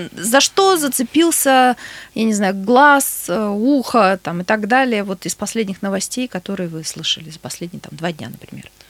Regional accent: Novouralsk, Sverdlovsk Oblast, Russia; я сама из Новоуральска

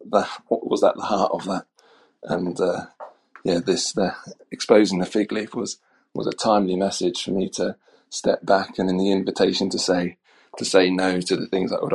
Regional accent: Norwich, East of England, United Kingdom; I am from Norwich in the east of England.

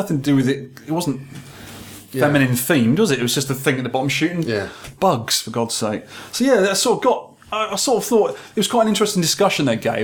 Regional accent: Scotland, United Kingdom; I'm Scottish

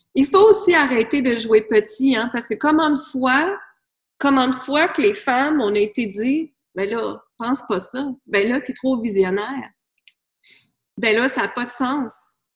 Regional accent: Granby, Quebec, Canada; moved away as an adult; also born or lived in United States; je suis partie de B, je viens de B. Je suis partie de Granby et j'étais vivre aux États-Unis.

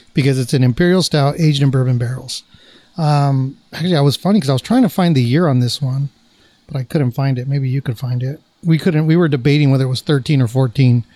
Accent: Placentia, California, United States; my hometown, nice Placentia, California

